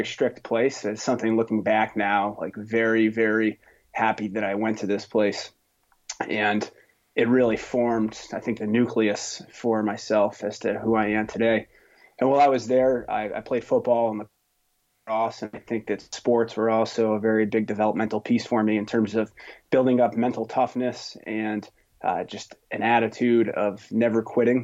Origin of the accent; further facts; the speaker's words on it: Stillwater, New York, United States; moved away as an adult; now in Boston, United States; I grew up in upstate New York in a little town called Stillwater, New York